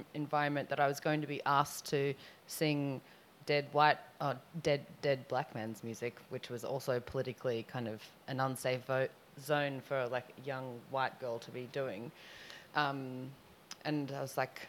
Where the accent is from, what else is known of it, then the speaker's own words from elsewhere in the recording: Sydney, New South Wales, Australia; I am from Sydney, Australia, and I'm here for a month